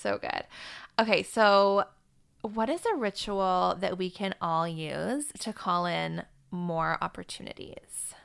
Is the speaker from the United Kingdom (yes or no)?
no; Vancouver, British Columbia, Canada; it's my hometown.